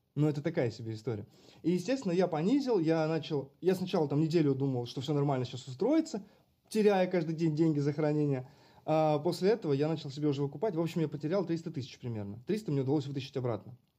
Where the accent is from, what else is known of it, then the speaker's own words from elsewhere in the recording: Karachev, Bryansk Oblast, Russia; now in Moscow, Russia; Я сам далеко не из Москвы я из Брянской области. И когда у меня спрашивают, ты откуда, я говорю, я из Брянска, потому что никто не знает, что такое Карачев.